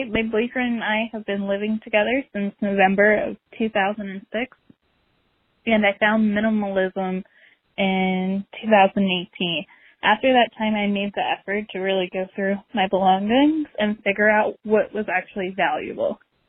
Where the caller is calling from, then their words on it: Baltimore, Maryland, United States; from Baltimore.